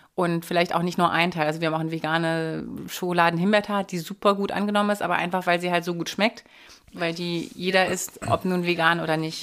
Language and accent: German; Hanover, Lower Saxony, Germany; moved away as an adult; also born or lived in France / Vienna, Austria; now in Berlin, Germany; bin ich aber dann natürlich nach Hannover gegangen, in meine Heimat